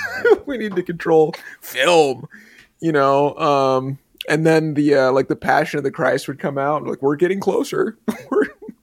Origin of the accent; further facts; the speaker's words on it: Omaha, Nebraska, United States; I'm from Omaha